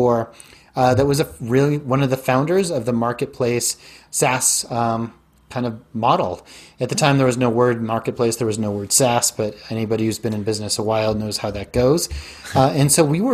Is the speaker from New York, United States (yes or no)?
no; Denver, Colorado, United States; moved away as an adult; also born or lived in Silicon Valley / South America / East Coast / Chicago; I grew up in Denver